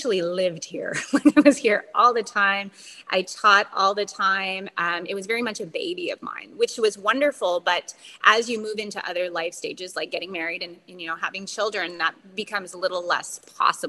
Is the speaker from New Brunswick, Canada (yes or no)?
yes; Bathurst, New Brunswick, Canada; also born or lived in Toronto; I had traveled home to my hometown a couple times and reconnected with a guy that I had went to high school